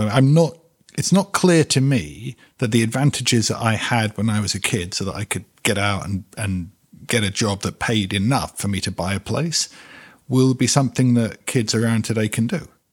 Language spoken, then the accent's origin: English; London, United Kingdom; moved away; also born or lived in New York; London, my hometown, but also New York, my other hometown